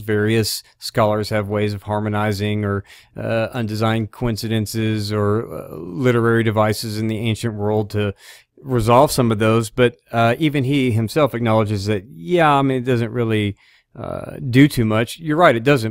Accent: Arkansas, United States; I'm from Arkansas

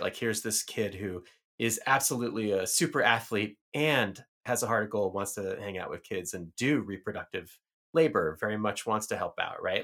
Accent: New York City, New York, United States; moved away as an adult; I grew up in the Bronx

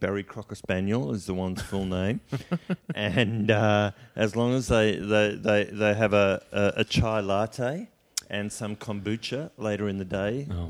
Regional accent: Johannesburg, Gauteng, South Africa; now in Sydney, Australia; I grew up in Johannesburg. I went to government schools my whole schooling career.

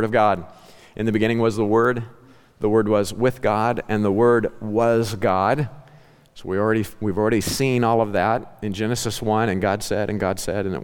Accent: Ozark Mountains, southwest Missouri, United States; growing up in the Ozark Mountains

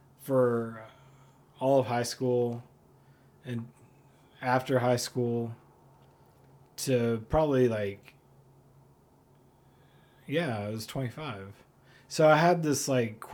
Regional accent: Fayetteville, Arkansas, United States; moved away as an adult; also born or lived in Portland, Oregon; I'm from Fayetteville

